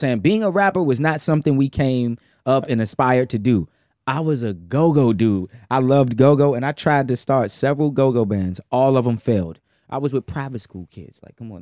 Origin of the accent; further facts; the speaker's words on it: Washington, District of Columbia, United States; I'm from Southeast Washington, D C